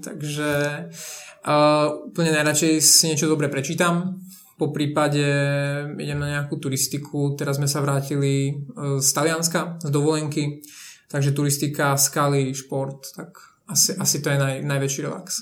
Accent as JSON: {"language": "Slovak", "country": "Slovakia", "also_born_or_lived": "Košice", "moved": "as an adult", "lives_now": "Prague, Czech Republic", "said": "ako Slovák pracujúci v Česku"}